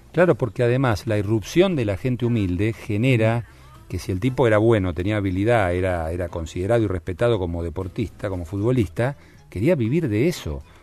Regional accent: Argentina

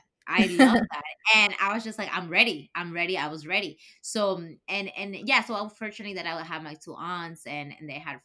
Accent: Ecuador; English is a second language; moved away as an adult; now in United States; I grew up in Ecuador and I graduated high school and everything, that I came here for college

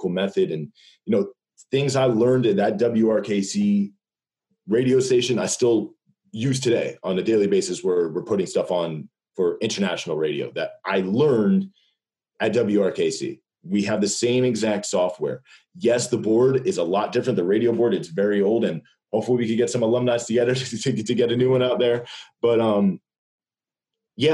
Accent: Fanwood, New Jersey, United States; moved away as an adult; also born or lived in New York City; now in Los Angeles, United States; I'm from Fanwood, New Jersey, and I play quarterback

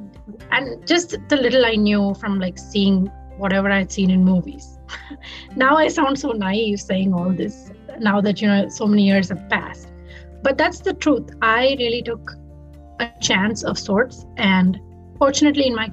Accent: Mumbai, Maharashtra, India; first language Tamil; English is a second language; moved away as an adult; now in Bloomington, United States; I was born and raised in Bombay or Mumbai, India.

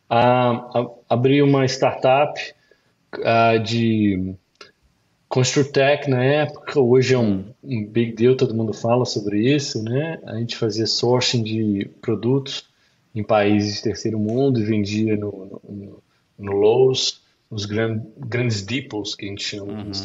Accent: Belo Horizonte, Minas Gerais, Brazil; moved away as an adult; now in Boston, United States; Sou de Belo Horizonte. BH. Belo Horizonte. Nasci criado em Belo Horizonte, mas os meus pais vieram da Zona da Mata.

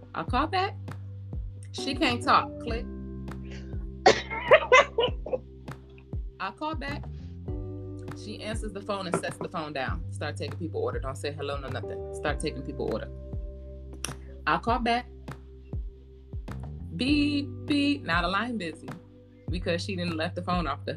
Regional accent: Michigan, United States; now in Georgia, United States; I am from Michigan

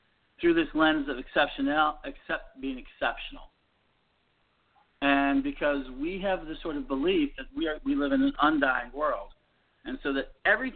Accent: United States; I'm an American

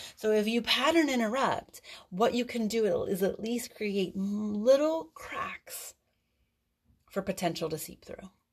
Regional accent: East Coast, United States; I'm from the East Coast.

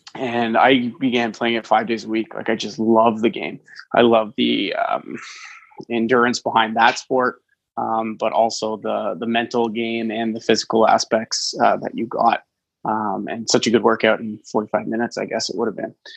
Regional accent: just outside of Toronto, Ontario, Canada; I grew up just outside of Toronto

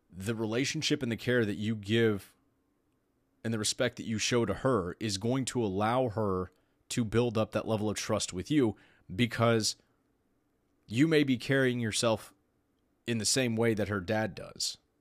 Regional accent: Texas, United States; I'm from Texas.

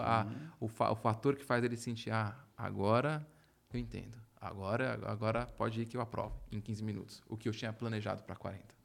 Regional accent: Brazil; moved away as an adult; a gente como brasileiro

